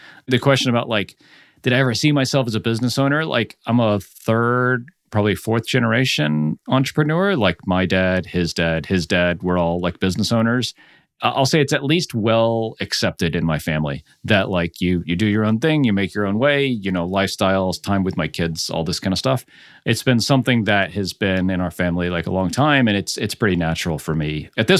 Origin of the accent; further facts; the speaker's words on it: Orlando, Florida, United States; also born or lived in France; So I'm originally from Orlando and have lived like all around. So like I went to school in Nashville, then I did graduate school in Cleveland, lived in Savannah, Nashville, San Diego, New Orleans. And then we spent 5 years in France